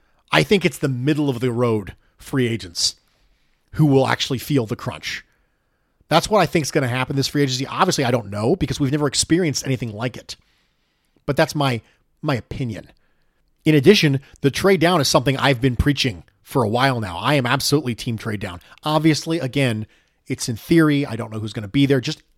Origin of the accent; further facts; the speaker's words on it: North West England, United Kingdom; although Burnley is about 15 miles from where I grew up.